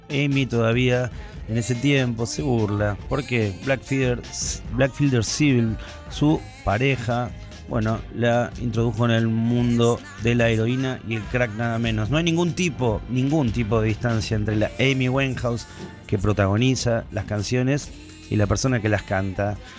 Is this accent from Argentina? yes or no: yes; Ituzaingó, Buenos Aires Province, Argentina; Cuando era chico, por acá por Ituzaingó, ahí de Vila, la mamá de mi amigo Eduardo Urio, nos cantaba la canción